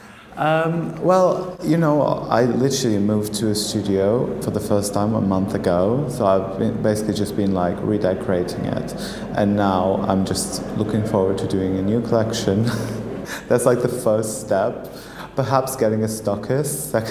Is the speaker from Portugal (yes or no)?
yes; Portugal; moved away as an adult; now in London, United Kingdom; I'm originally from Portugal, but I've been studying and working in London